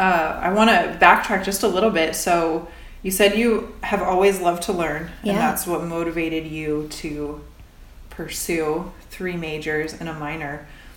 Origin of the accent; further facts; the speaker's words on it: rural Indiana, United States; we're both from Indiana. Yep. We both grew up in the rural Midwest.